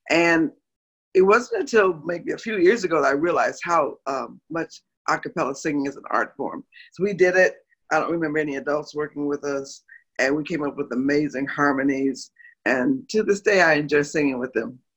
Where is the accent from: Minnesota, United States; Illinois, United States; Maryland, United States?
Illinois, United States; Moline; Moline, Illinois. It's about 180 miles southwest of Chicago.